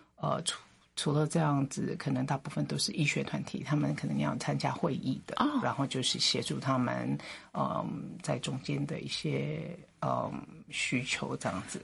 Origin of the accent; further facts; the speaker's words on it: Philippines; moved away as an adult; also born or lived in United States; now in Taiwan; 我父母其实就已经在菲律宾出生了